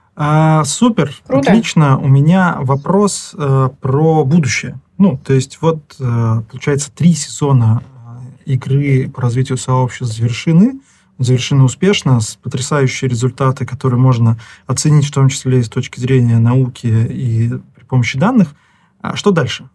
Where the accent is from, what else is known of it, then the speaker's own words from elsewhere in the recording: Nizhny Novgorod, Nizhny Novgorod Oblast, Russia; Я из Нижнего Новгорода, и 82-й лицей.